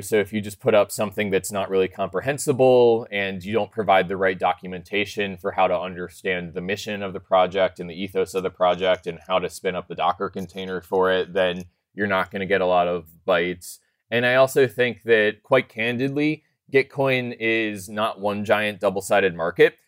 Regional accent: Colorado, United States; I'm actually from Colorado, but I'm out in San Francisco 'cause we're sponsoring GitHub Universe right now

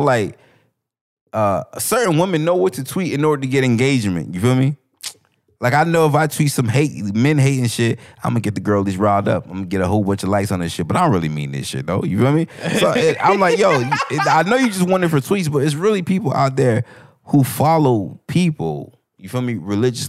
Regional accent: Broward, Florida, United States; I'm from Broward

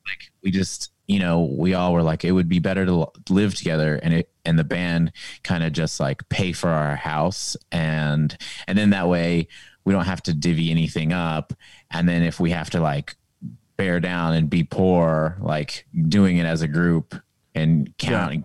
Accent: Kansas, United States; also born or lived in Texas / Pasadena, California; now in Austin, United States; I grew up in Kansas

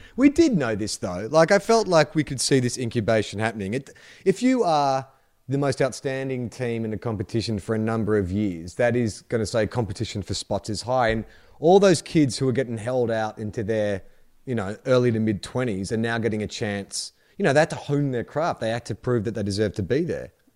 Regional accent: United States; now in Australia; as an American

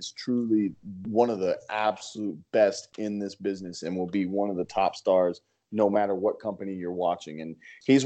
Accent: Dallas, Texas, United States; in Dallas, Texas, in my hometown with my family four rows back

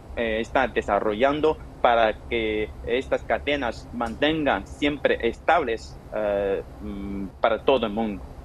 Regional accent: China

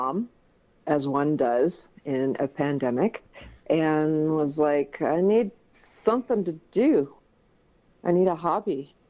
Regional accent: Michigan, United States; born there; now in Denver, United States; I was born in Michigan and Midwest girl. I've moved around a lot because of my family. I am currently in Denver, Colorado.

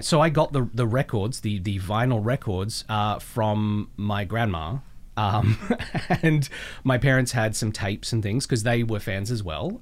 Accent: Melbourne, Victoria, Australia; moved away; I grew up in Melbourne

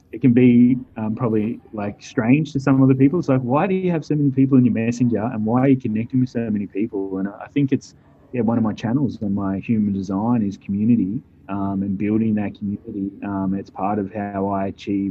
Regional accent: Wangaratta, Victoria, Australia; now in Perth, Australia; Grew up in a small country town called Wangaratta, Victoria

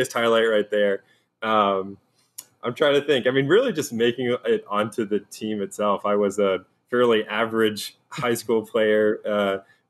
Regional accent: New Bern, North Carolina, United States; I'm originally from New Bern, North Carolina

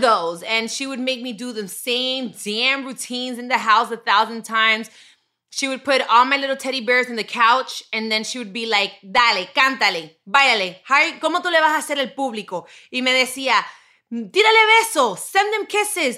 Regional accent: Miami, Florida, United States; I grew up in Miami

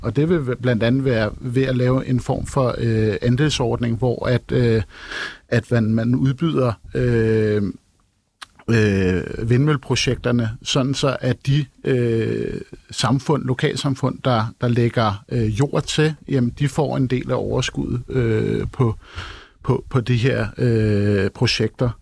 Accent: Copenhagen, Capital Region of Denmark, Denmark; som københavner

